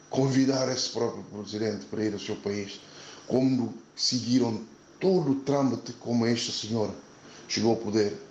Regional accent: Guinea-Bissau; moved away; para mim, como guineense, não é, não será e nunca será o meu presidente.

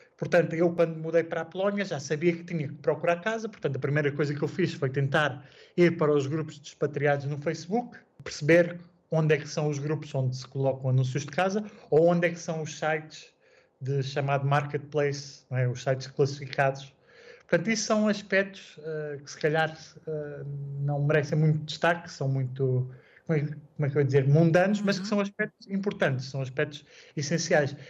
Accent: Portugal; moved away as an adult; also born or lived in Ireland / Czech Republic; now in Gdynia, Poland; quando saí de Portugal pela primeira vez

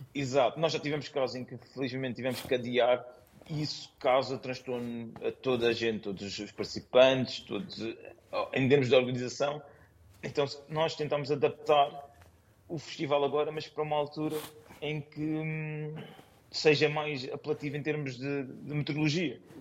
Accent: Lisbon, Portugal; moved away as an adult; now in London, United Kingdom; eu nasci em Lisboa

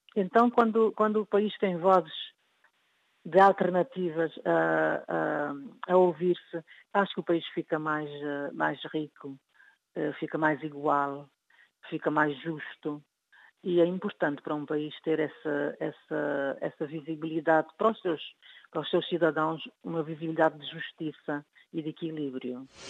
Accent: Cape Verde; sou de Cabo Verde

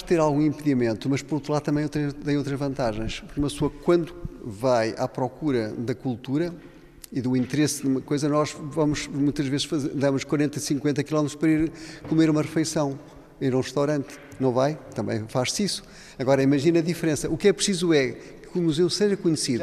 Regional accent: Miranda do Douro, Bragança District, Portugal; Na casa onde eu nasci, numa aldeia de Miranda do Douro, do Conselho de Miranda do Douro

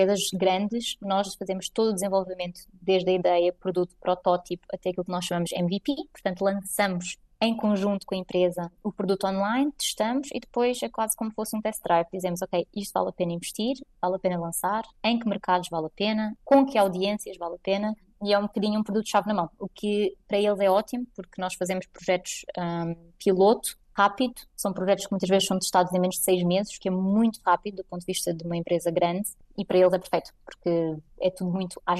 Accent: Portugal; now in Munich, Germany; Eu, enquanto portuguesa, posso votar naquilo que creio que faz mais sentido para mim

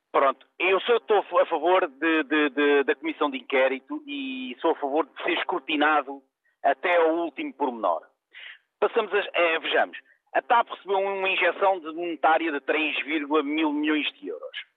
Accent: Portugal; eu como português

